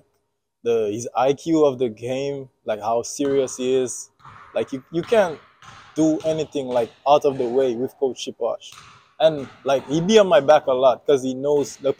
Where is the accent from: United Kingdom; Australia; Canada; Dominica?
Dominica; moved away as an adult; now in United States; I'm from the island of Dominica in the Caribbean